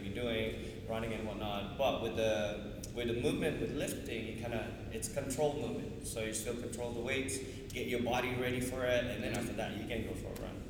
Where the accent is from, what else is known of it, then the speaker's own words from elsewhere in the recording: Australia; I'm from Australia.